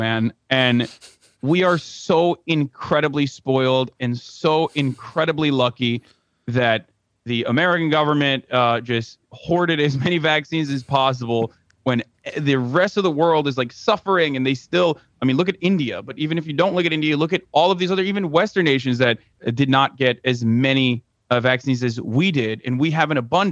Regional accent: Turkey; now in United States; I come from Turkey.

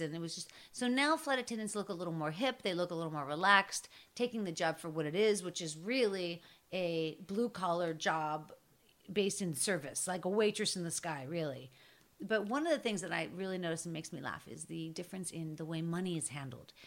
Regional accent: Pittsburgh, Pennsylvania, United States; I'm from Pittsburgh

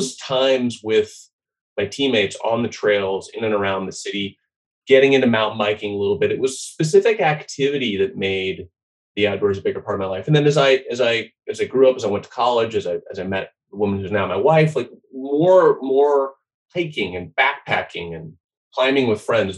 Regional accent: Boise, Idaho, United States; I grew up in Boise, Idaho

